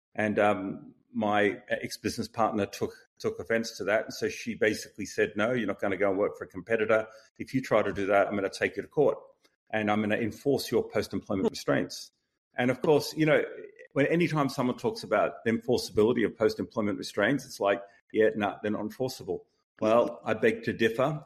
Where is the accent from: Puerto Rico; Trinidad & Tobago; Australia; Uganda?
Australia; moved away; also born or lived in Boston; being Australian